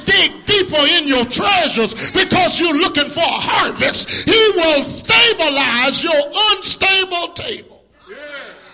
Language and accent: English; Tuscaloosa, Alabama, United States; I'm from Tuscaloosa, you know. I grew up there as a young boy